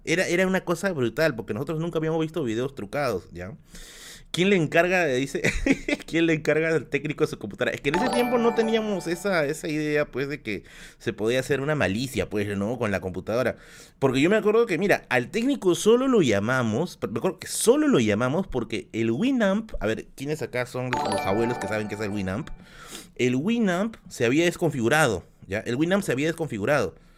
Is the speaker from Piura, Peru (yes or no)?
no; Tacna, Peru; also born or lived in Villa El Salvador, Lima; now in Lima, Peru; somos de Tacna